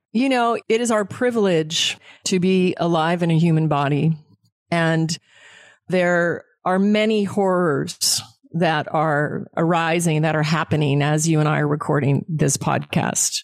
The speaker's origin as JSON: {"language": "English", "region": "Alaska", "country": "United States", "tie": "born or raised there", "said": "I was raised in Alaska on game meet."}